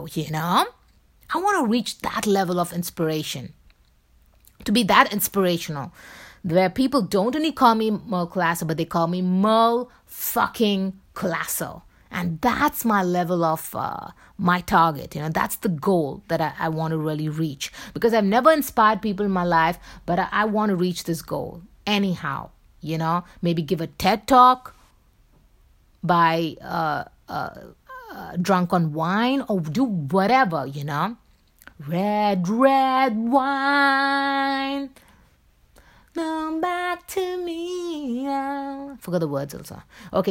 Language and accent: English; Mumbai, Maharashtra, India; accent: Bombay accent; moved away as an adult; my accent will still be the Bombay accent, you know, from where I come from.